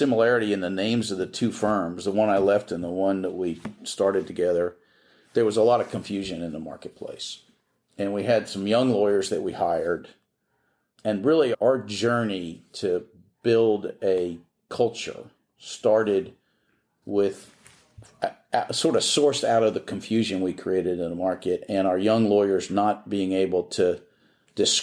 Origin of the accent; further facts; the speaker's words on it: Philadelphia, Pennsylvania, United States; moved away as an adult; also born or lived in New Orleans; now in Houston, United States; I'm from Philadelphia